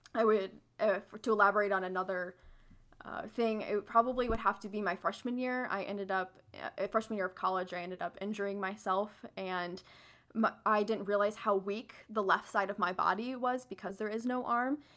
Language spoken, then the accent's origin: English; St. Louis, Missouri, United States; I'm from Saint Louis